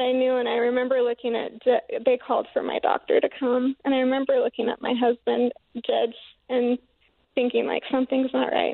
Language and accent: English; Paris, Idaho, United States; I'm from Paris, Idaho, in Bear Lake